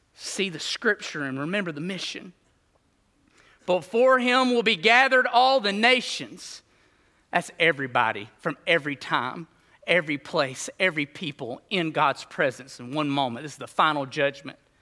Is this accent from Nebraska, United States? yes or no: no; Alabama, United States; I grew up in Bama, Reno Street, like a mile from this mug